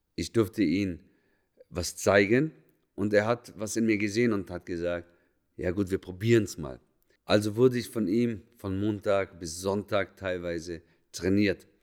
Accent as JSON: {"language": "German", "country": "Lebanon", "moved": "yes", "said": "ich bin Araber, komme ursprünglich aus dem Libanon"}